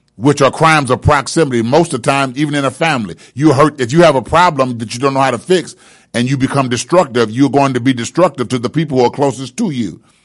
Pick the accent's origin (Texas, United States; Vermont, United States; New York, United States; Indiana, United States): Indiana, United States; Indianapolis; I grew up in Brightwood and chose to not let Brightwood continue to control me